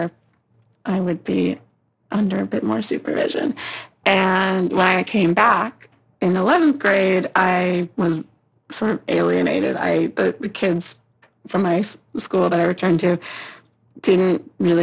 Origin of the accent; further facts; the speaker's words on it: New York City, New York, United States; I grew up in Brooklyn